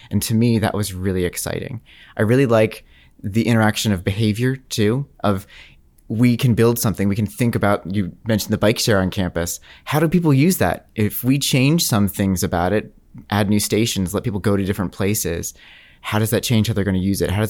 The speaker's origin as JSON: {"language": "English", "country": "Canada", "said": "my dad would, would make a big deal that we are French Canadian. We're not just French. We're French Canadian."}